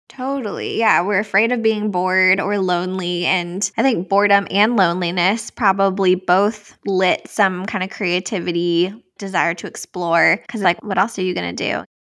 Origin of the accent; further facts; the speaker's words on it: outside of Richmond, Virginia, United States; moved away; also born or lived in Tennessee; I grew up outside of Richmond, Virginia, so on the East Coast